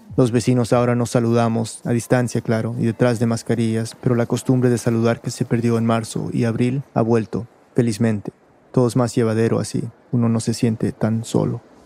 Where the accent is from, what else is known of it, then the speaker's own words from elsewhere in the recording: the southern United States, United States; moved away as an adult; also born or lived in Peru; now in New York, United States; Crecí en un suburbio tranquilo de una ciudad tranquila en el sur de los Estados Unidos